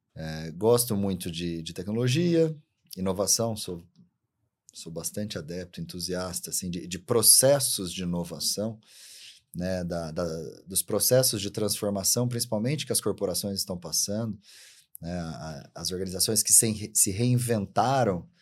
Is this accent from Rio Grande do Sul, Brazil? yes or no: no; interior of São Paulo, Brazil; eu lembro quando era criança, né? eu sou do interior de São Paulo